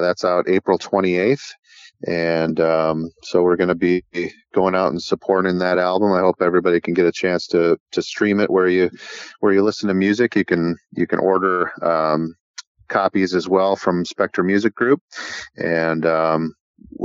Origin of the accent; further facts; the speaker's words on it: Wisconsin, United States; also born or lived in Door County, Wisconsin; in my hometown in Wisconsin